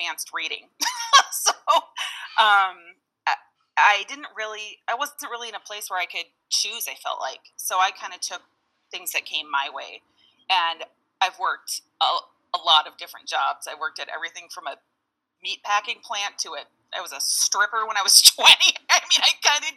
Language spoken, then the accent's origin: English; Minneapolis, Minnesota, United States; I am from South Minneapolis, about a mile outside of dead center downtown.